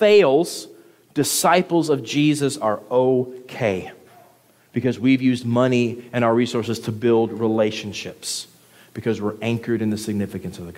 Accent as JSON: {"language": "English", "region": "the South", "country": "United States", "moved": "yes", "said": "I'm from the South"}